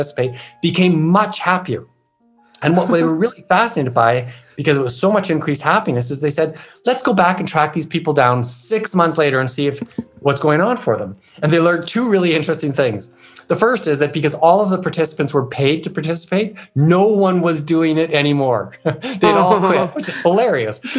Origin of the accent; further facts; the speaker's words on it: Canada; I'm Canadian